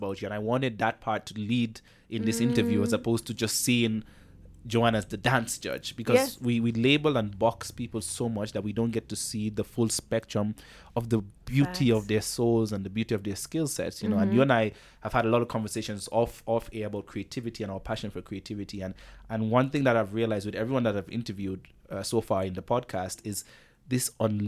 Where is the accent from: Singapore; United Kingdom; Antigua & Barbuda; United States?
Antigua & Barbuda; now in Kenya; And when I moved from Antigua and Barbuda to Kenya, it was just at the scale.